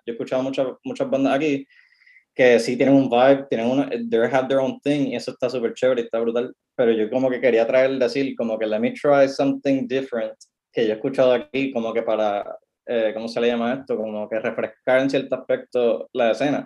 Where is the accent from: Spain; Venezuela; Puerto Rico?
Puerto Rico; yo soy puertorriqueño, yo hago la música puertorriqueña